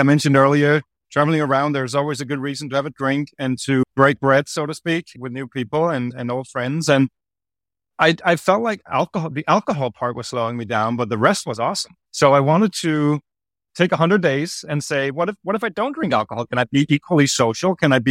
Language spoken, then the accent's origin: English; Copenhagen, Capital Region of Denmark, Denmark; I'm from Copenhagen, Denmark, originally.